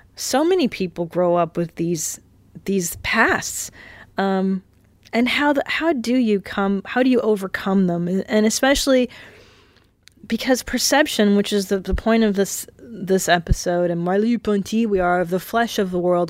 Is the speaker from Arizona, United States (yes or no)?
no; California, United States; also born or lived in Windsor, Ontario, Canada; I was raised in California, but the first four lives of my, four lives, four years of my life were spent in Canada